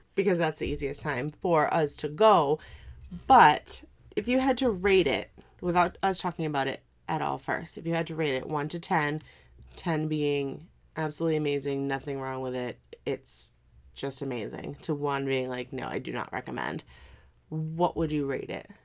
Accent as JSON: {"language": "English", "region": "New England", "country": "United States", "tie": "born or raised there", "said": "growing up in New England"}